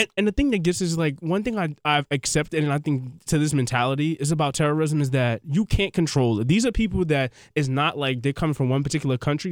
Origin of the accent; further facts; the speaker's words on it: New York City, New York, United States; also born or lived in Brooklyn; I'm from Queens, I I, I, I grew up partially in Brooklyn